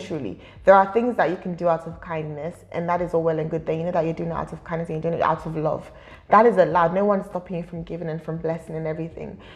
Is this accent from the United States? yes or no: no; United Kingdom; also born or lived in Nigeria; As much as I'm Nigerian, I'm also British